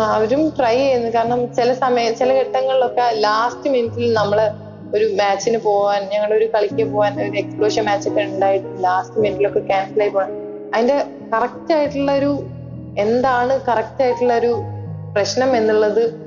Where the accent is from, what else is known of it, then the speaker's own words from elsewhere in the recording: Vadakara, Kerala, India; ഞാൻ നാട്ടില് കോഴിക്കോട് വടകര എന്ന് പറഞ്ഞ സ്ഥലത്താണ് മേമുണ്ട വീട്